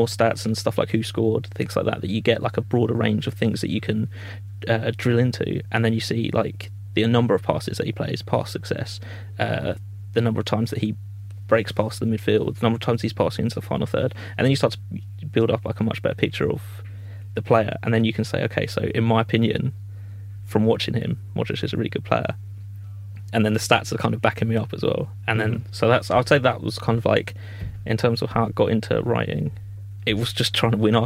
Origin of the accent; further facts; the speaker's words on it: Croydon, London, United Kingdom; I'm from Croydon, so it's like more of like a Crystal Palace area.